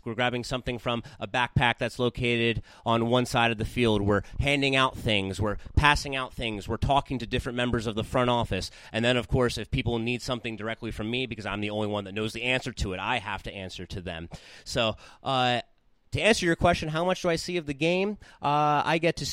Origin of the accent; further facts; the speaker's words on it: Southern New Jersey, United States; moved away as an adult; now in San Bernardino, United States; growing up in Southern New Jersey